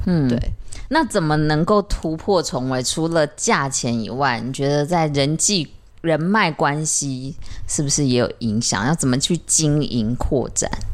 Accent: central and southern Taiwan, Taiwan; 我们都是中南部的小孩啊，对，啊，主要我还是客家人

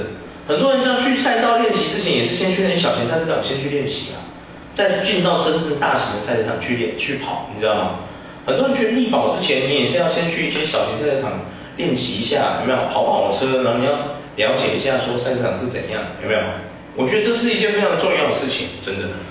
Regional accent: Taiwan; 因为其实我们台湾很早期，我讲真的，柯受良你知道吗？嗯。柯受良是我们台湾人，柯有伦的爸爸。

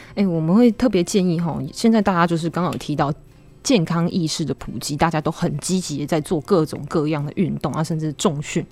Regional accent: Taiwan; 我们台湾人喜欢吃的是重咸、重甜又重油的饮食

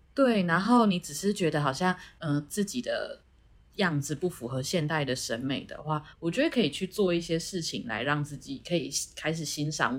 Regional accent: Taiwan; 我们回到我们台湾人的面孔

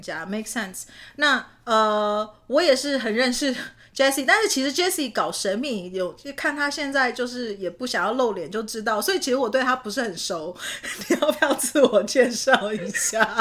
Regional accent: Canada; moved away as an adult; also born or lived in Taiwan / Utah / New York / Japan; 其实我是在台湾生的，但是我是在加拿大长大的

